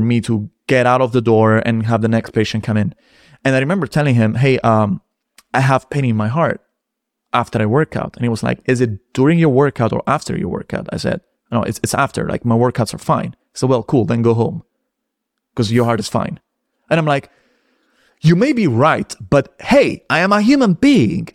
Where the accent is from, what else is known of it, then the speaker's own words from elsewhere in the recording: Rome, Lazio, Italy; moved away; I'm from Rome